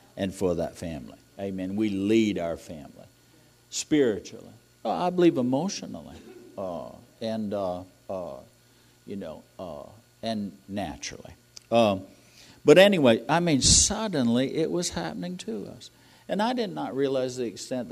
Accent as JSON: {"language": "English", "region": "New England", "country": "United States", "tie": "born or raised there", "moved": "yes", "said": "I'm from New England."}